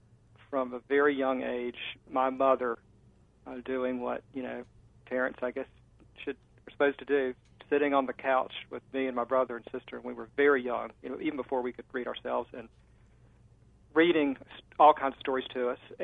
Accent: South Carolina, United States; I'm from South Carolina and had folks on both sides of my family, the family tree that fought for the South

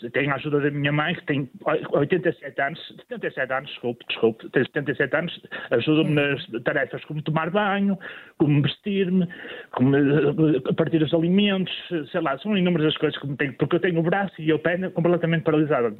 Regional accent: Matosinhos, Porto District, Portugal; eu sou da cidade de Matosinhos

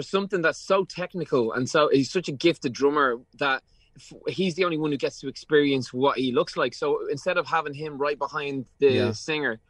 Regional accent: Ireland; growing up in Ireland

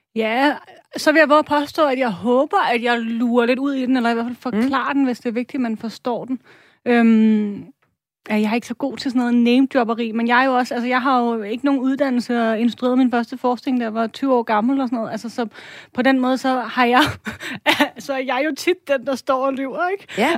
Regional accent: Denmark; som dansker

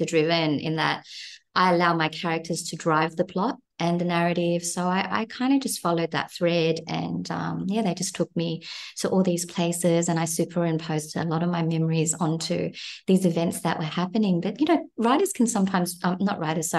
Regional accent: Cabramatta, New South Wales, Australia; moved away as an adult; now in New Zealand; I was here in New Zealand, and I was feeling really nostalgic for my hometown of Cabramatta

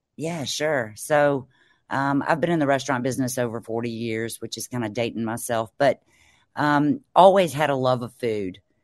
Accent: Mississippi Delta, United States; I'm from the Mississippi Delta, which is along the Mississippi River down in Mississippi.

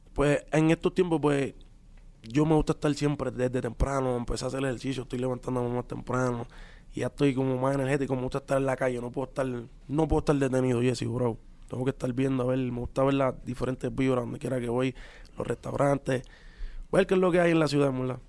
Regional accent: Puerto Rico; los boricuas somos así también

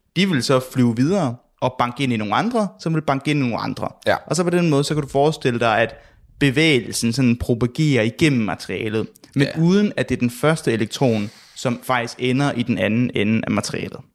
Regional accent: Southern Jutland, Southern Denmark, Denmark; jeg er jo fra Sønderland

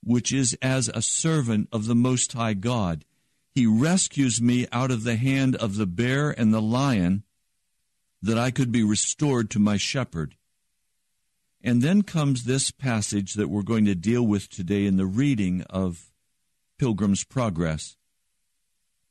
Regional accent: Denver, Colorado, United States; I was raised in cattle country and sheep country. I was born in Denver, Colorado

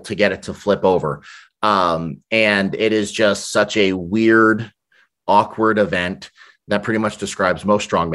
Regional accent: New York City, New York, United States; also born or lived in Brooklyn; now in Massachusetts, United States; Growing up in New York

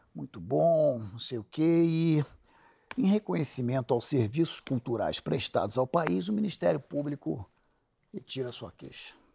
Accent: Rio de Janeiro, Brazil; also born or lived in São Paulo; eu decidi voltar a morar no Rio, sou carioca

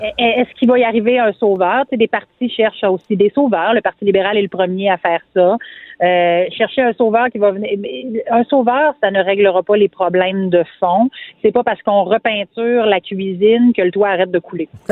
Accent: Quebec, Canada; je suis québécoise. Je m'identifie comme québécoise. Je suis francophone, francophile

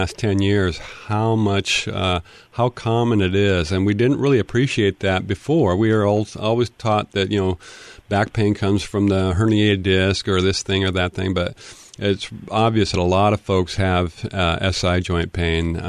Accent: Tacoma, Washington, United States; I grew up in Tacoma, so I have I place my heart for Pierce County

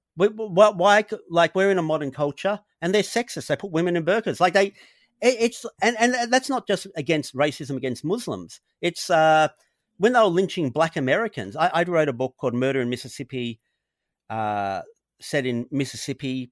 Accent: Australia; born or raised there

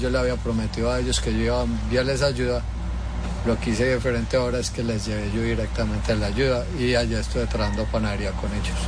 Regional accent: Colombia; moved away as an adult; also born or lived in Miami / Tennessee; now in United States

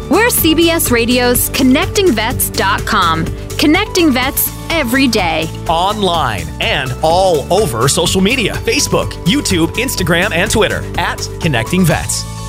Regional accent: Houston, Texas, United States; my hometown of Houston

